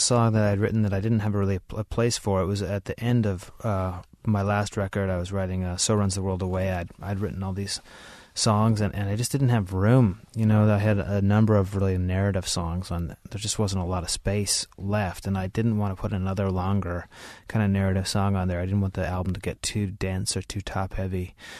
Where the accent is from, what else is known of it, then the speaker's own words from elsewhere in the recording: Idaho, United States; I grew up in Idaho around them a lot.